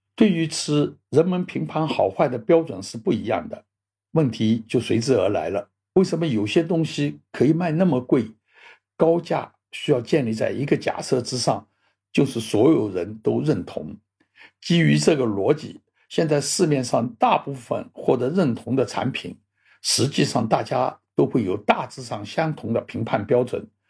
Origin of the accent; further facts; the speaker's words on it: Shanghai, China; moved away as an adult; also born or lived in Xiamen / Hong Kong; 我回上海过年